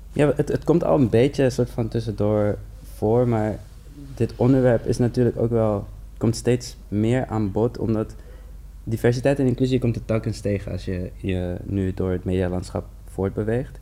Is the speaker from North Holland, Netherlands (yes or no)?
yes; Amsterdam, North Holland, Netherlands; ik ben een Surinaamse jongen uit de Bijlmer